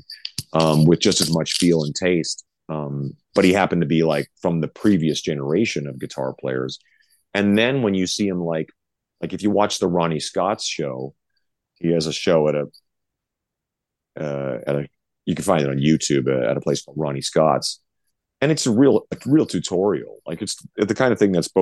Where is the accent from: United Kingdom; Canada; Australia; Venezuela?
Canada; now in Las Vegas, United States; we're both from Canada